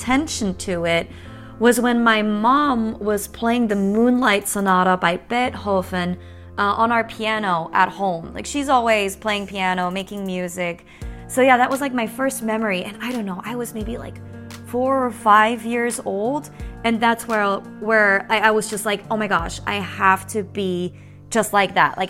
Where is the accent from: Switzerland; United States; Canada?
Switzerland; I was born and raised in Switzerland, and I went to school there all the way through high school